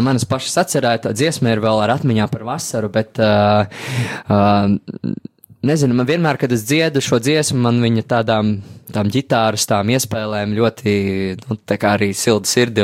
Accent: Ogre, Ogre Municipality, Latvia; neesmu no Latvijas, esmu no Ogres

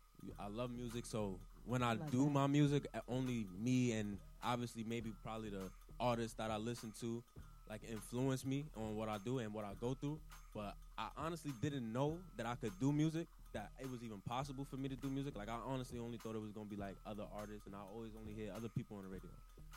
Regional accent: New York City, New York, United States; moved away as an adult; also born or lived in Los Angeles; Once again, I'm from Brooklyn, East New York.

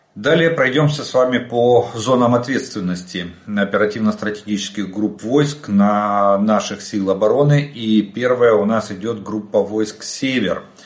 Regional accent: Ukraine; мы из Украины

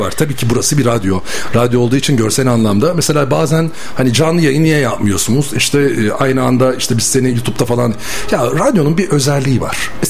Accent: İzmir, Turkey; moved away as an adult; also born or lived in Bursa; now in Istanbul, Turkey; Ben İzmirliyim.

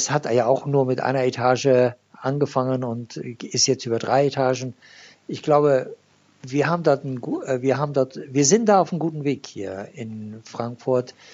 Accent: Iran; born there; German is a second language; da ich ein gebürtiger Iraner bin und ich in Deutschland studiert habe und nach dem Studium das Land verlassen äh, musste damals.

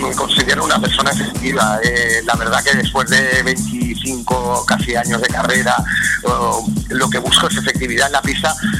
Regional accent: Spain; en mi país me siento muy querido

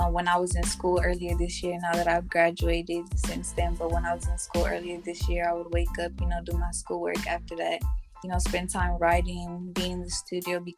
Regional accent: San Jose, California, United States; I'm from San Jose, California.

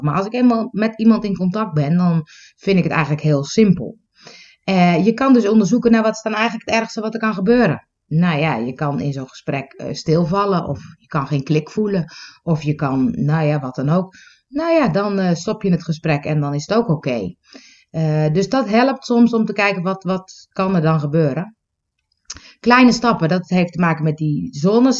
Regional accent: Netherlands; accent: Dutch; ik heb een beetje een Nederlands accent

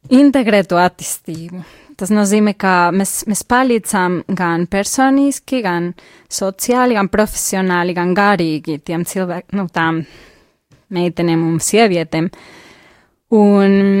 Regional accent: Mexico; Latvian is a second language; moved away as an adult; now in Latvia; Es pati esmu no Meksikas.

